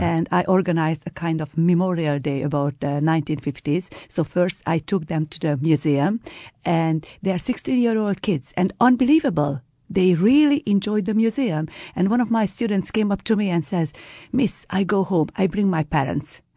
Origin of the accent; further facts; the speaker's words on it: Hungary; I am from Hungary